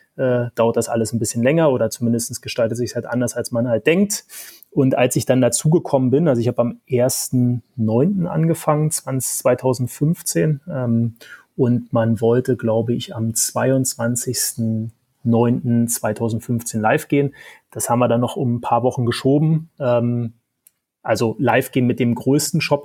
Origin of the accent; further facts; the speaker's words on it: Berlin, Germany; accent: Berlin dialect; das hört man ab und zu am Dialekt. Ähm, ich bin Berliner, Urberliner